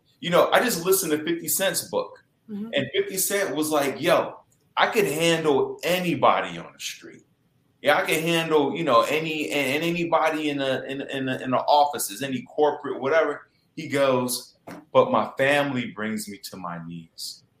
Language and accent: English; Chicago, Illinois, United States; moved away as an adult; I'm from Chicago and I come back home for the holidays